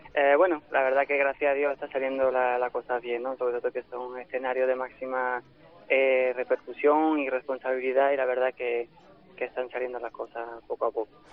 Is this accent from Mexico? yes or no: no; Occitania, France; mis actuaciones en Francia, que en, mi tierra y en, mi zona, tanto en Bestier como en Santa María de la Mer, como en Nimes